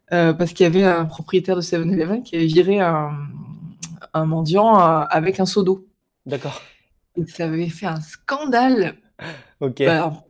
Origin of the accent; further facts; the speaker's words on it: Marseille, Provence-Alpes-Côte d'Azur, France; bah, bon, on peut commencer par le fait que j'ai grandi à Marseille.